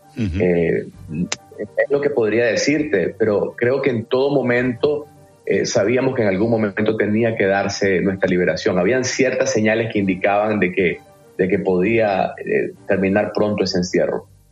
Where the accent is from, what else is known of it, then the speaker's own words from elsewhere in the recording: Matagalpa, Nicaragua; yo soy de Matagalpa